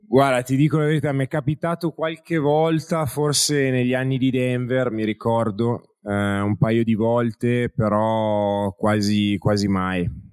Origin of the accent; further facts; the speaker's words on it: Italy; accent: Italian; il mio accento italianeggiante